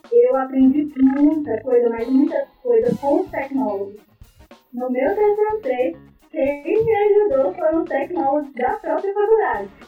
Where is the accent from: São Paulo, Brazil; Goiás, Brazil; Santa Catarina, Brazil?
Goiás, Brazil; eu me formei na Unip, aqui em Goiânia, sou goiana.